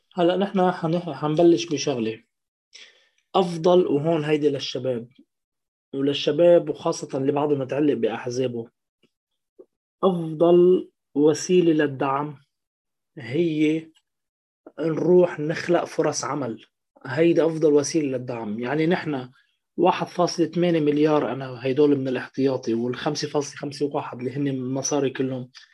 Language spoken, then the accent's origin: Arabic; Lebanon; now in France; أنا كمواطن لبناني